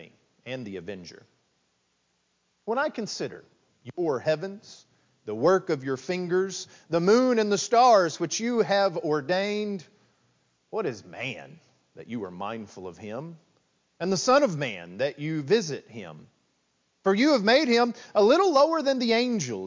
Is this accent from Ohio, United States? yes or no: no; West Texas, United States; moved away as an adult; now in East Texas, United States; growing up in West Texas